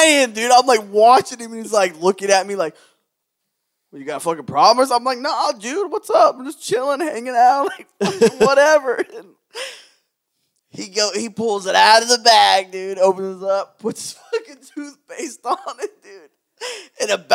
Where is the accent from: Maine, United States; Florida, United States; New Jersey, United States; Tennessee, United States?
Florida, United States; Jacksonville; We're both from Jacksonville.